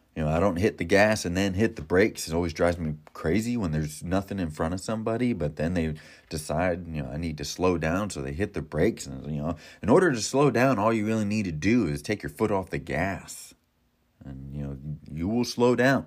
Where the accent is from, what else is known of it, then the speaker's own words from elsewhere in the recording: Florida, United States; now in Ohio, United States; I'm from Florida